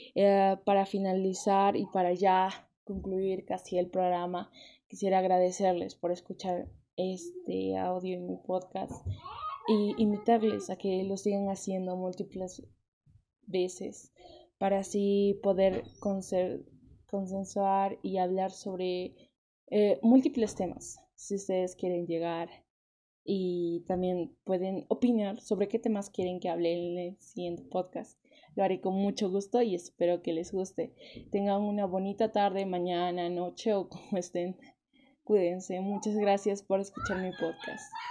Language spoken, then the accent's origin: Spanish; Peru; las lenguas nativas y lingüísticas que tenemos en el Perú